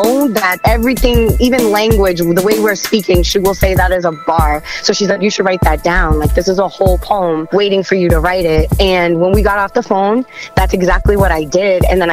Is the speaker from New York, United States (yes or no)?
no; Hyannis, Massachusetts, United States; I had a really, really harsh childhood, and I grew up in Hyannis, Cape Cod